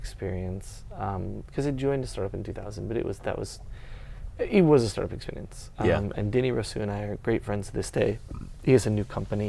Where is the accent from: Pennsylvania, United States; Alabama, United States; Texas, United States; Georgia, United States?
Texas, United States; Austin; I don't say I'm from Texas, I'm from Austin.